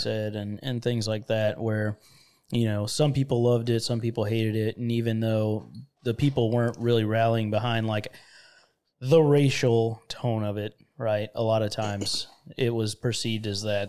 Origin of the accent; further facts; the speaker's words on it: Florida, United States; moved away; I'm from Florida, which a lot of people that have heard, you know, previous podcasts know that, uh, I'm from where it's hot and sticky